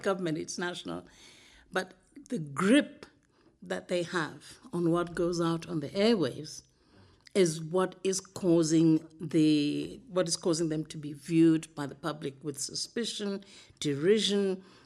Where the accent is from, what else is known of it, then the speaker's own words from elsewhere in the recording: Zambia; now in Namibia; as a child growing up in Zambia